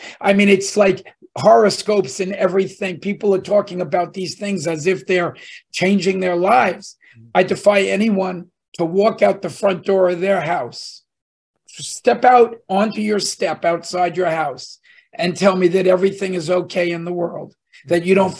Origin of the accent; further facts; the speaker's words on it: New Jersey, United States; we're two guys from Jersey.